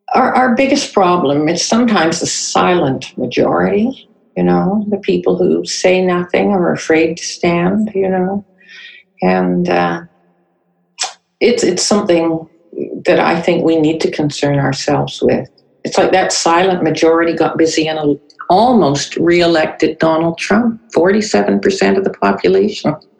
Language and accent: English; North Vancouver, British Columbia, Canada; also born or lived in Winnipeg, Canada; I was born in Winnipeg. Um, we came to Vancouver in 19 North Vancouver actually in 1951. So I grew up on the North Shore